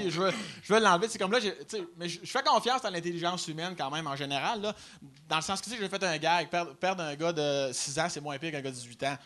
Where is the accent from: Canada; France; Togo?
Canada; Chaudière-Appalaches, south of Quebec City; Moi, je viens euh, sud de Québec. Fait moi, c'est dans Chaudière-Appalaches, comme Lobinière, Lévis